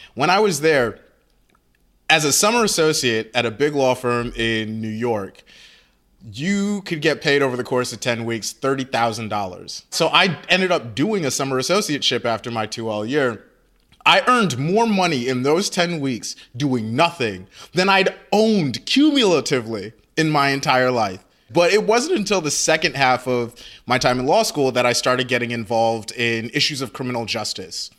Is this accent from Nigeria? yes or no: yes; Nigeria; I'm Nigerian.